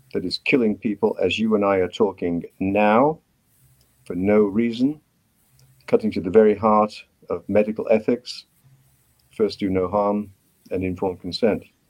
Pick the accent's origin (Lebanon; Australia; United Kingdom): United Kingdom; accent: British; moved away as an adult; also born or lived in Cambridge, United Kingdom / Vancouver, Canada; now in Canada; my accent gives me away. Um, I'm a graduate of medicine from Cambridge University in Britain. I came to Canada in 1970.